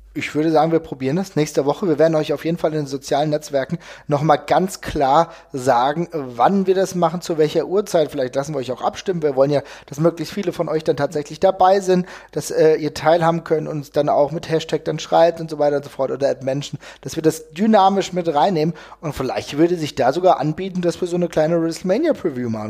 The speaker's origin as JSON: {"language": "German", "region": "Hesse", "country": "Germany", "said": "Ich komme aus Hessen"}